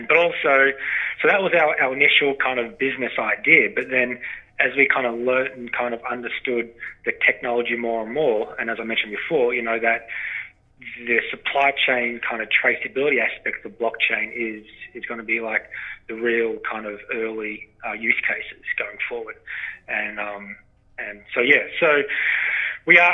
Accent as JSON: {"language": "English", "region": "northwest Victoria", "country": "Australia", "tie": "born or raised there", "accent": "Australian", "moved": "as an adult", "lives_now": "Canada", "said": "As you can tell from my accent, I'm from Australia. My lovely Canadian wife brought me to these far-flung lands 4 years ago. And, yeah, so, you know, I'm from a farming background in Australia, wheat, sheep, beef, cattle property. I'm in northwest Victoria."}